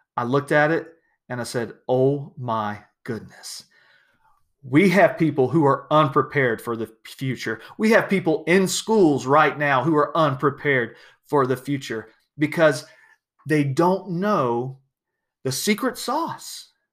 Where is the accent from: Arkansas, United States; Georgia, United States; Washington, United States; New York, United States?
Georgia, United States; South; I'm from South Georgia. We didn't get a lot of snow